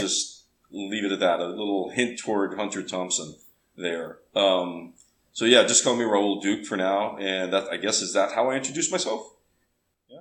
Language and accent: English; Tamaulipas, Mexico; also born or lived in Rio Grande Valley, Texas, United States; So, I grew up mostly in Mexico, but also in America